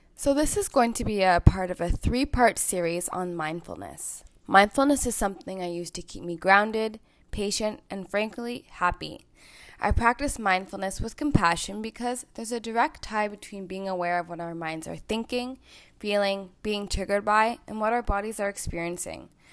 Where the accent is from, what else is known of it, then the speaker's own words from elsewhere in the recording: Toronto, Ontario, Canada; also born or lived in Louisiana, United States; I'm from Toronto, Ontario, Canada, and I live here with my ten out of ten partner, Ajahn.